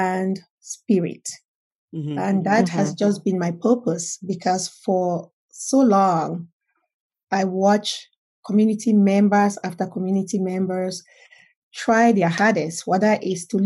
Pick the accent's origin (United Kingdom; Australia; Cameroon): Cameroon; now in United States; I am originally from Cameroon, West Africa. I came to the United States some 31 years ago.